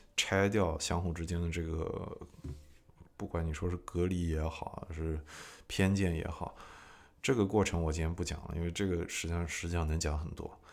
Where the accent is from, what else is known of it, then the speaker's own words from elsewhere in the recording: China; moved away as an adult; also born or lived in Nashville, United States; now in United States; 我对中国人来说太美国了，对美国人来说太中国了